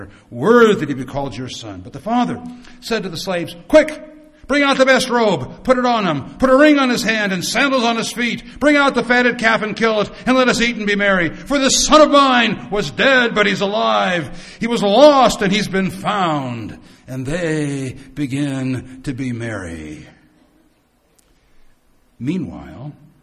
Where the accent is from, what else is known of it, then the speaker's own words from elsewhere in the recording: United States; I come from the United States